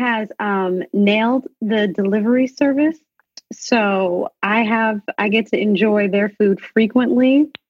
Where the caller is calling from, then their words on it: London, United Kingdom; So I'm in London right now.